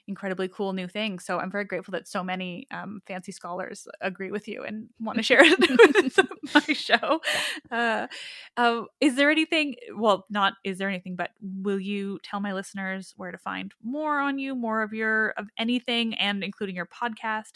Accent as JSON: {"language": "English", "country": "Canada", "said": "as a Canadian"}